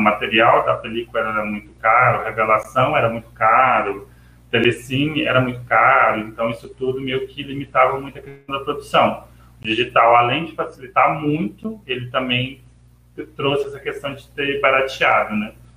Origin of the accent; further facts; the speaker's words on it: Catalão, Goiás, Brazil; also born or lived in Niterói; eu sou de Catalão, Goiás